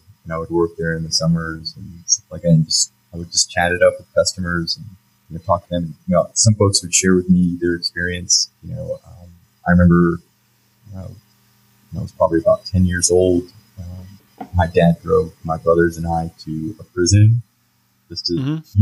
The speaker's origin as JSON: {"language": "English", "town": "Lake Jackson", "region": "Texas", "country": "United States", "tie": "born or raised there", "also_born_or_lived": "Baton Rouge, Louisiana / Oklahoma", "said": "in fourth grade, we moved to Lake Jackson, Texas. And that's where I grew up and went to high school"}